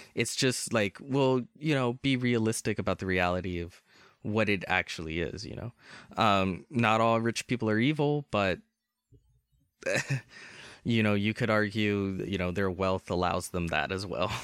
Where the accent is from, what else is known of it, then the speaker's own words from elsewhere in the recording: United States; I'm American